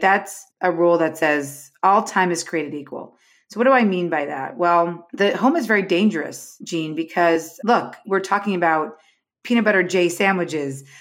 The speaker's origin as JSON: {"language": "English", "region": "New York", "country": "United States", "moved": "yes", "lives_now": "Los Angeles, United States", "said": "I'm from New York, Gene, but I, I live in L A now"}